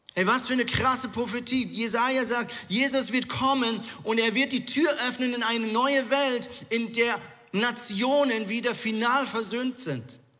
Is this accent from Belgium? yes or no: no; Zurich, Switzerland; now in Hamburg, Germany; Ja, ich bin ja in Zürich äh, aufgewachsen, beziehungsweise habe viele Jahre in Zürich gelebt.